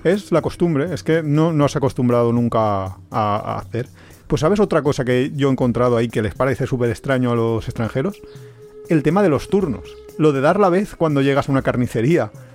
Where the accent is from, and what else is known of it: Spain